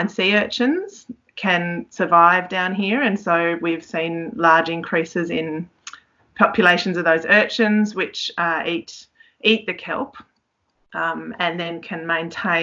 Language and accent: English; Tasmania, Australia; I grew up in Tassie